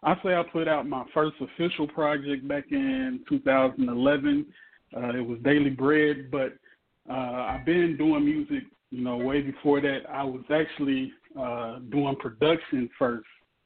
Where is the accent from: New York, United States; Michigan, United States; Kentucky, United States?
Kentucky, United States; Paducah; now in Nashville, United States; And it is an acronym that stands for Driven Only Under God's Hands. I'm originally from Paducah, Kentucky, but now I'm repping Nashville, Tennessee.